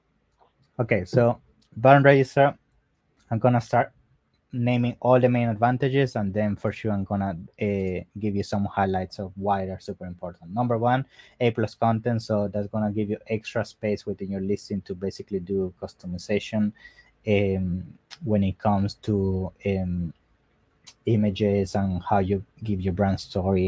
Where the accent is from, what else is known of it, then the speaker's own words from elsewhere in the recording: Italy; I'm from Italy